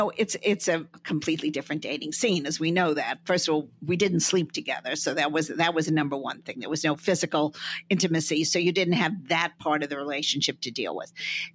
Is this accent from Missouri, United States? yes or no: no; Westchester, New York, United States; now in New York City, United States; And I grew up in Westchester, got married at the age of 21 and lived in New York City and have lived, we're married 57 years and we're basically living in the same area we've lived for 57 years.